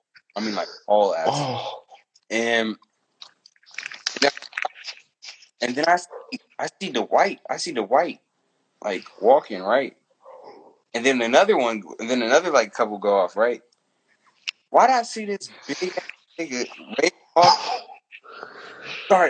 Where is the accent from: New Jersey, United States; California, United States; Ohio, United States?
California, United States; the East; I'm from the East